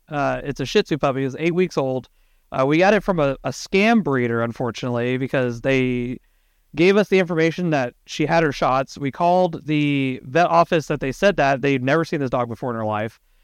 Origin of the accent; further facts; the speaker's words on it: Texas, United States; Brett and I are from down south, we're from Texas